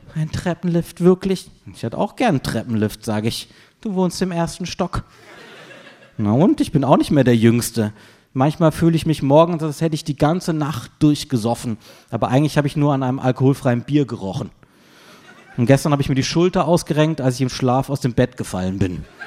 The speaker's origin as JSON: {"language": "German", "town": "Freiburg", "region": "Baden-Württemberg", "country": "Germany", "tie": "born or raised there", "moved": "yes", "said": "aus meiner Heimatstadt Freiburg"}